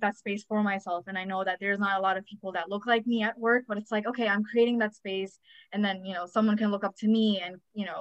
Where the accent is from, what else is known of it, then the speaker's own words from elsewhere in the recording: New York, United States; also born or lived in India; I was born in India and I came here when I was like 3 or 4. So basically grew up in New York